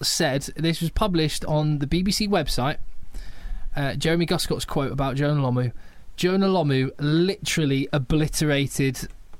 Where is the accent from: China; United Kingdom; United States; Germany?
United Kingdom; England; as an Englishman